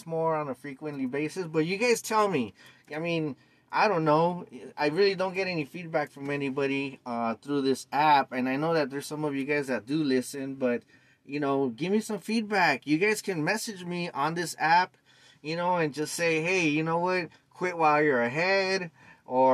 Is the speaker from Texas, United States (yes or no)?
no; Los Angeles, California, United States; born and raised in East LA since 1975